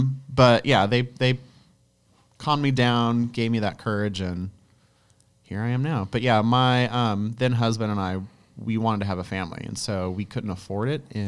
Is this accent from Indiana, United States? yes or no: no; Barstow, California, United States; also born or lived in Boston / Charlotte; now in Charlotte area, United States; That's my hometown, Barstow.